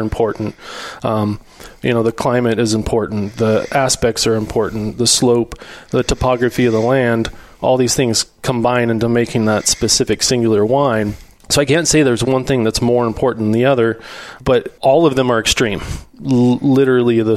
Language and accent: English; Healdsburg, California, United States; I grew up in Healdsburg in Sonoma County, in the Dry Creek Valley